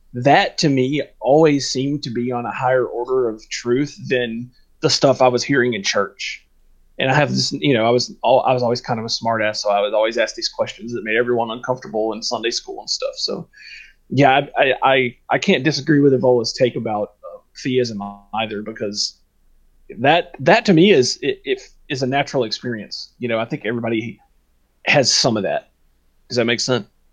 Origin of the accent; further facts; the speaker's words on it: the South, United States; I grew up in the South, um, heavily, heavily, uh, casserole and biscuits, Southern Baptist